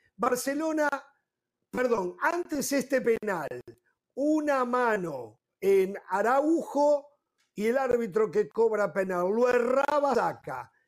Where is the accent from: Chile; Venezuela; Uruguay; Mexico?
Uruguay; en mi país